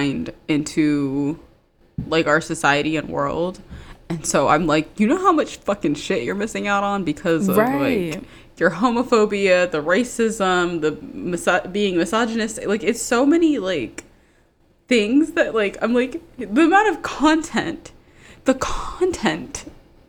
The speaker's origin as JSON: {"language": "English", "region": "Maryland", "country": "United States", "said": "I'm from Maryland. And Potomac is, like, 45 minutes from me"}